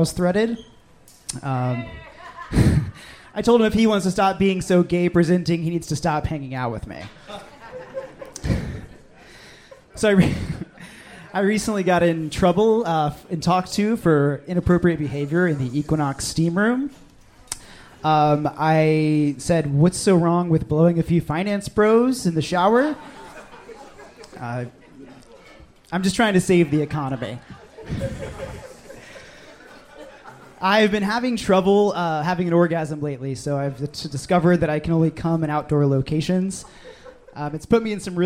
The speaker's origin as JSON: {"language": "English", "town": "Houston", "region": "Texas", "country": "United States", "moved": "yes", "lives_now": "Brooklyn, United States", "said": "From Houston, Texas, originally"}